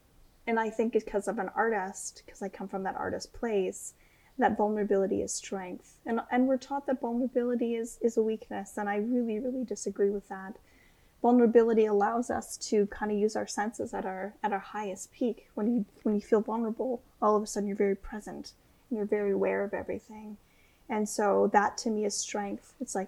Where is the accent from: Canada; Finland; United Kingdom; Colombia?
Canada; Canadian Shield; So I come from Precambrian Canadian Shield. So yeah. Pink granite, really deep waters, really big lakes and rivers, portages.